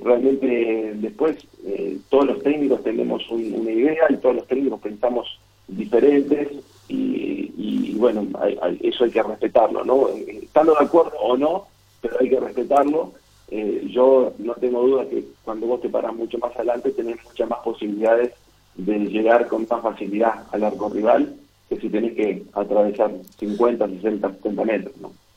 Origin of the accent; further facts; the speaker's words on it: San Nicolás de los Arroyos, Buenos Aires Province, Argentina; also born or lived in Entre Ríos; yo, nací en San Nicolás porque mis, padres trabajaban ahí, eh, mi familia es de Entre Ríos